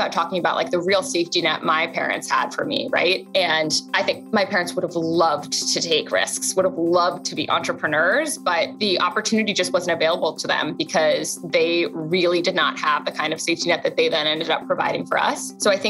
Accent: London, United Kingdom; moved away as an adult; also born or lived in Tokyo; now in United States; So I was born in London, spent most of my life in London, also spent a couple of years in Tokyo as a very young child. And I really wanted to come to the States for college.

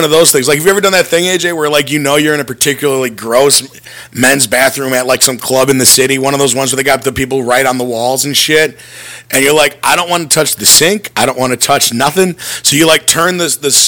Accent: North Glenview, Illinois, United States; the North Glovey stop, which is where Grandpa's, which is the local Irish bar in my hometown, is

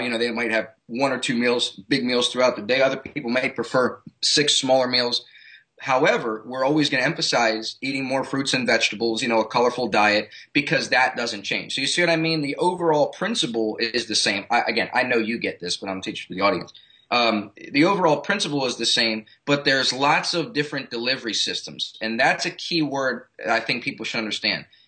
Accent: Baltimore, Maryland, United States; moved away as an adult; now in South Florida, United States; I'm originally from Baltimore, Maryland.

